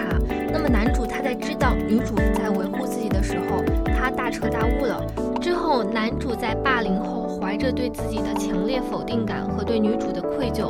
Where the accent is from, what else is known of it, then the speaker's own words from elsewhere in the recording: Taiyuan, Shanxi, China; moved away as an adult; now in Chongqing, China; 对我们都是来自同一个地方啊，都是来自太原。